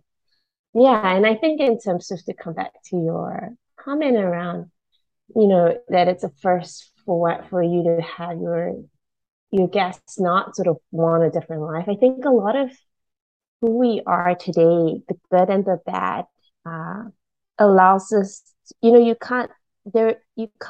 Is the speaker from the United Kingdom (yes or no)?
no; Malaysia; also born or lived in Singapore; now in New Zealand; I grew up in Malaysia